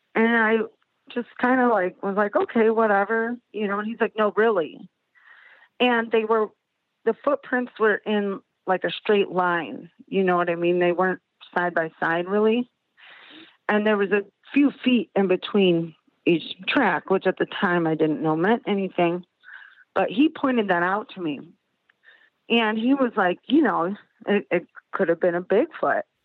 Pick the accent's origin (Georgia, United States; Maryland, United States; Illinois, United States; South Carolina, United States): Illinois, United States; Chicago; now in South Bend, United States; I'm from Chicago originally. We live in South Bend